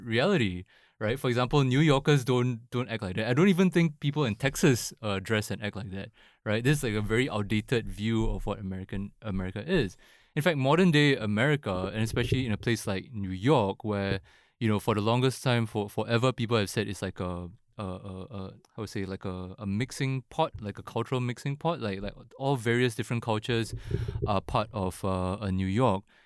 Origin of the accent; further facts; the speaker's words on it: Singapore; I was born and raised in Singapore